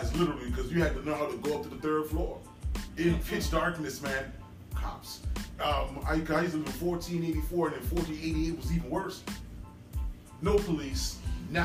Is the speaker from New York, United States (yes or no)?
yes; New York City, New York, United States; I am from Crown Heights, Brooklyn